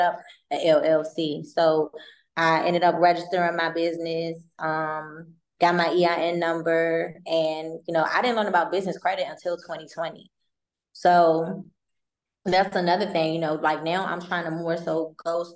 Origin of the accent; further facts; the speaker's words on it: Maryland, United States; I'm not from Baltimore, but in Maryland